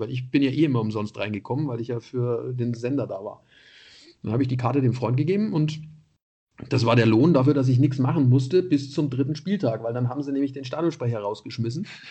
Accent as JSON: {"language": "German", "town": "Nuremberg", "region": "Bavaria", "country": "Germany", "also_born_or_lived": "Munich", "moved": "yes", "said": "als Nürnberger."}